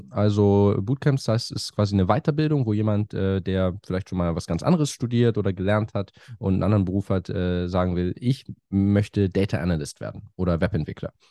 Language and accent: German; Hamburg, Germany; moved away as an adult; also born or lived in Cambridge / France; now in London, United Kingdom; Ich komme aus Hamburg ursprünglich, lebe aber schon länger in London.